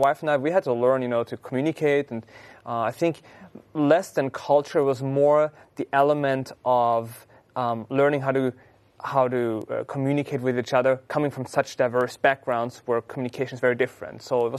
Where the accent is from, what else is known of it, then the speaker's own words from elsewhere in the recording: Austria; now in United States; even if I'm Austrian, but, I'm over here